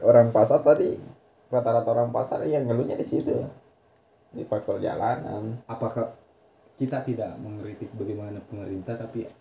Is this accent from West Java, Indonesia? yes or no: no; Bone, South Sulawesi, Indonesia; kita sebagai orang Bone itu uh, masa dinilai dari seratus ribu